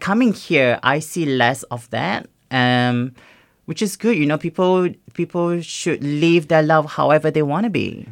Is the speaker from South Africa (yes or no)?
no; Singapore; now in Australia; growing up in Singapore